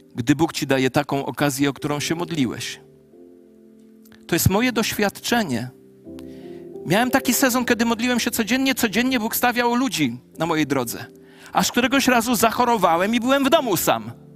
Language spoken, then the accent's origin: Polish; a home village 16 km from Ciechanów, Masovian Voivodeship, Poland; w Ciechanowie, w mieście 16 kilometrów od mojej wsi rodzinnej